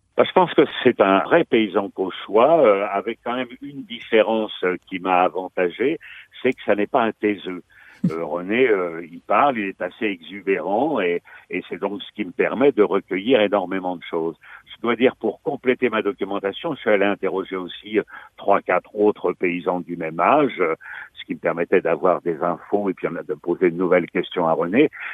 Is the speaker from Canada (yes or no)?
no; Valmont, Normandy, France; moved away as an adult; now in Rouen, France; je suis souvent dans mon village natal de Valmont, près de Fécamp